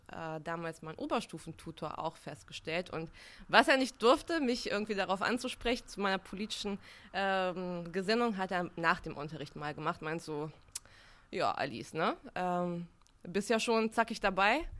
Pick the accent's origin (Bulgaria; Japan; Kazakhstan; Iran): Bulgaria; born there; Also ich habe einen Migrationshintergrund. Ich bin ähm, in Bulgarien geboren. Ich habe eine gemischte Familie, also Deutschverwandte, bulgarische Verwandte.